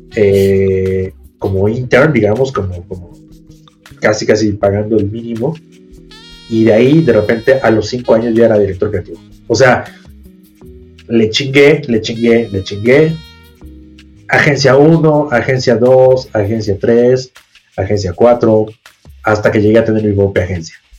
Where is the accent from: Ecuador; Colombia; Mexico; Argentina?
Mexico; me fui de México un año